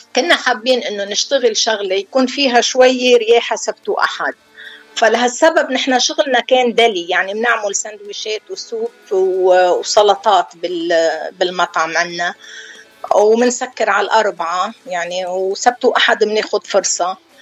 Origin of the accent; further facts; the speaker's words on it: Deir Mimas, Nabatieh Governorate, Lebanon; moved away as an adult; أنا من دير ميماس قرية جنوبية بقضاء مرجعيون